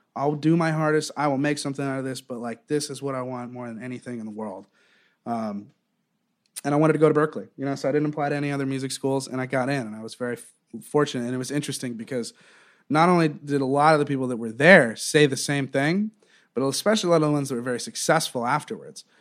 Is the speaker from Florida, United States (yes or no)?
yes; Southwest Florida, United States; moved away as an adult; also born or lived in Eugene, Oregon / Wilmington, North Carolina; now in New York, United States; I kind of grew up in in Southwest Florida